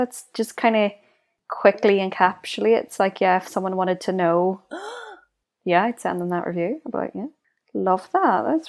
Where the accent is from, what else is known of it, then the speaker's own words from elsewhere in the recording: Northern Ireland, United Kingdom; we grew up in Northern Ireland.